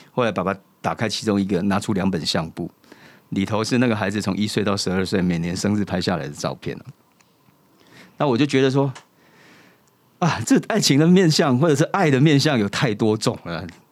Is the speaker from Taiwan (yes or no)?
yes; Kaohsiung, Taiwan; moved away; 我来自高雄， 但是虽然在这边生活